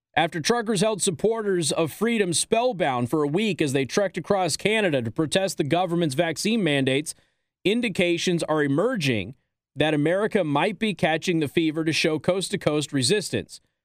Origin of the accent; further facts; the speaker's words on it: Las Vegas, Nevada, United States; now in Michiana, United States; my hometown of Las Vegas